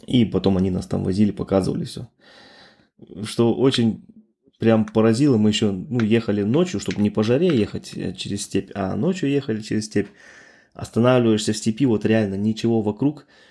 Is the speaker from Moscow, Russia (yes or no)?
no; Altai Krai, Russia; now in Germany; Я родом с Алтайского края, да, с России